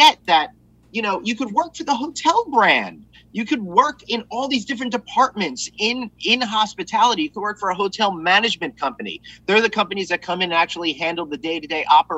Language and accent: English; Long Island, New York, United States; I grew up here on Long Island